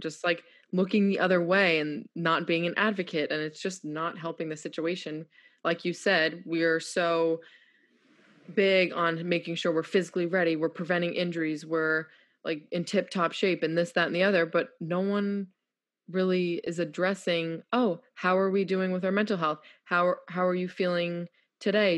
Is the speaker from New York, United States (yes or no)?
yes; New York, United States; moved away as an adult; also born or lived in Houston; now in North Carolina, United States; I'm this feisty New Yorker.